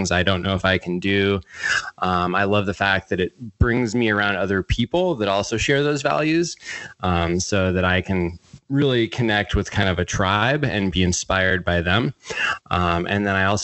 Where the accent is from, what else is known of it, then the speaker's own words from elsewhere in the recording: central Maine, United States; where I grew up in Maine, it's sort of central Maine